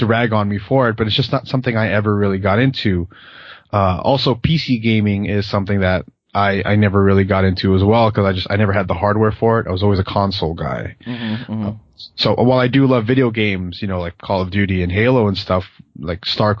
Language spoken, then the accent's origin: English; New Jersey, United States; I'm from Jersey